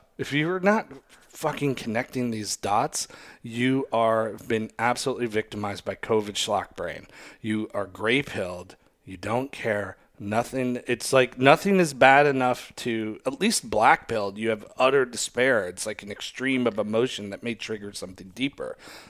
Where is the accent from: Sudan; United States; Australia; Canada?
Australia; Oh, I'm from Australia, mate. We call it this.